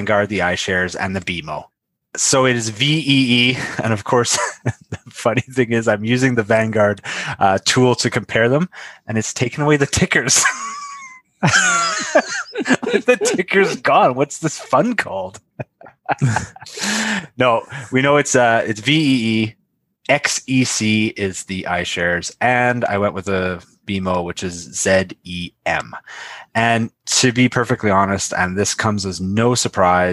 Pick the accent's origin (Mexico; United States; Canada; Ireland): Canada